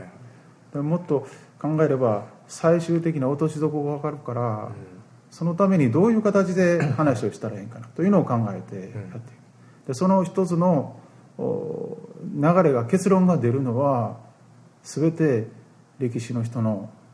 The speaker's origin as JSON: {"language": "Japanese", "region": "Osaka", "country": "Japan", "said": "私大阪です"}